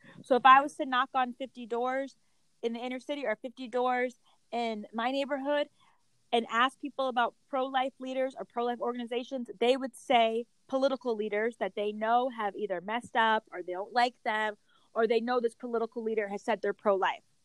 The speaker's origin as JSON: {"language": "English", "region": "Connecticut", "country": "United States", "tie": "born or raised there", "said": "I grew up in Connecticut."}